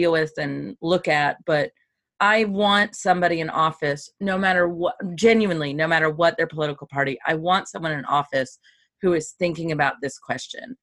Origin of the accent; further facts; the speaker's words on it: Kentucky, United States; moved away; I'm from Kentucky